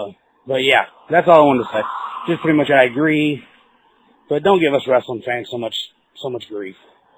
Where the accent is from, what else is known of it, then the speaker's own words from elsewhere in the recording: the South, United States; I'm from the South.